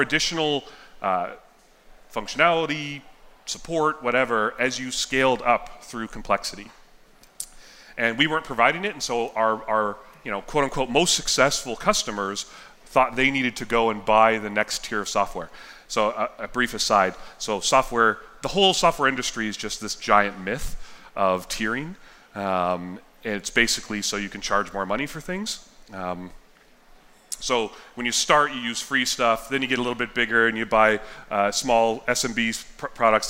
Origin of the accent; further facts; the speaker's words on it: Yellowknife, Northwest Territories, Canada; also born or lived in Southern California, United States; I was born in California, and when I was three, we moved to Yellowknife